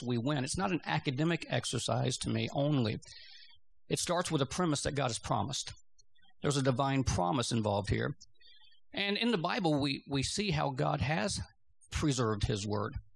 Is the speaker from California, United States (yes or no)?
no; Georgia, United States; moved away as an adult; I grew up in Georgia.